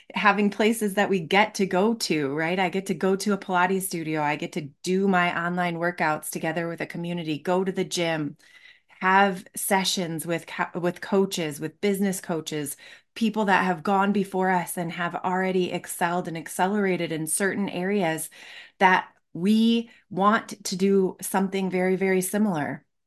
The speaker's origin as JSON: {"language": "English", "region": "Michigan", "country": "United States", "tie": "born or raised there", "said": "I grew up in Michigan"}